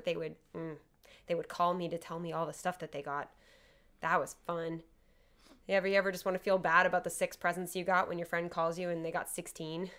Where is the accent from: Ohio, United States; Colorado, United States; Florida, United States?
Florida, United States; near Miami; I grew up in, near Miami